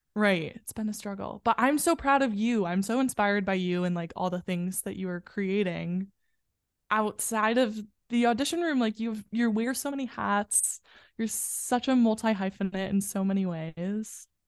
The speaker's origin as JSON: {"language": "English", "area": "a western suburb outside of Chicago", "region": "Illinois", "country": "United States", "tie": "born or raised there", "moved": "yes", "lives_now": "New York, United States", "said": "I grew up in a western suburb outside of Chicago."}